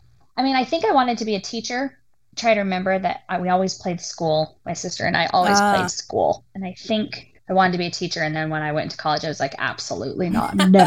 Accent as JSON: {"language": "English", "town": "San Diego", "region": "California", "country": "United States", "tie": "born there", "said": "I was born in San Diego, California"}